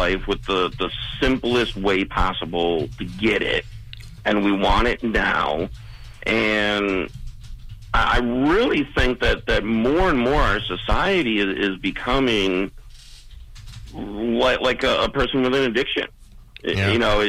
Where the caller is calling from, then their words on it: Maryland, United States; I am calling from Maryland in the U.S.